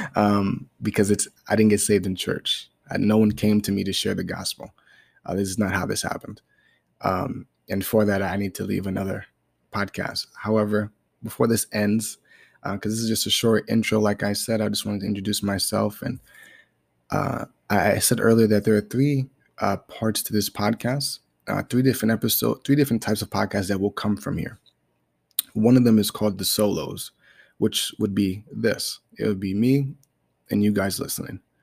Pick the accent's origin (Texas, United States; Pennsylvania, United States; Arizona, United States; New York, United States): New York, United States; New York City; I was born in Brooklyn, New York, and, you know, I was born to a single mom